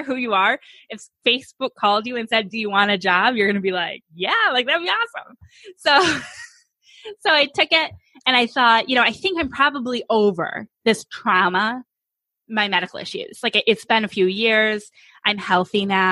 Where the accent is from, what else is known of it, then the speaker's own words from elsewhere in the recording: New York, United States; now in Phoenix, United States; I'm from New York State. We now though live in Phoenix